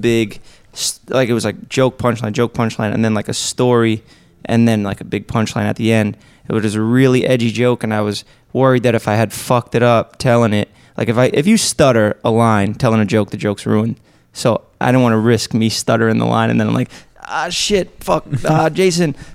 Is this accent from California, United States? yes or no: no; New York, United States; I'm from New York